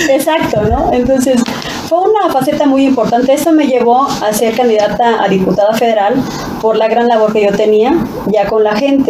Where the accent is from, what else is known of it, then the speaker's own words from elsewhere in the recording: Mexico; ahí es donde yo me nací y crecí en el Adolfo López Mateos